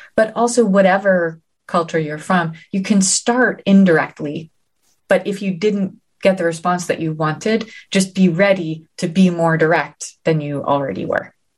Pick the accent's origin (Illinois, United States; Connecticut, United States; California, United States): Connecticut, United States; New Haven; New Haven, my hometown